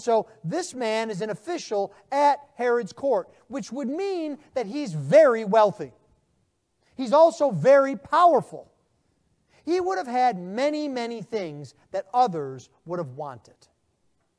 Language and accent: English; United States; being American